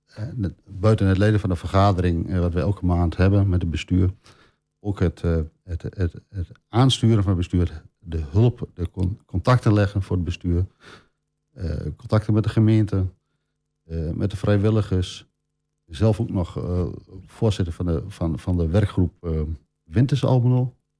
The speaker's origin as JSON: {"language": "Dutch", "town": "Oldenzaal", "region": "Overijssel", "country": "Netherlands", "tie": "born or raised there", "lives_now": "Almelo, Netherlands", "said": "opgegroeid in Oldenzaal. In 97 eh, naar het mooie Almelo gekomen"}